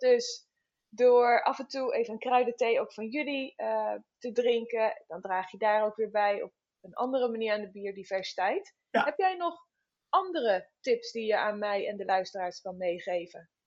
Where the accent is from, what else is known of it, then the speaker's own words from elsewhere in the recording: Netherlands; wij als Nederlanders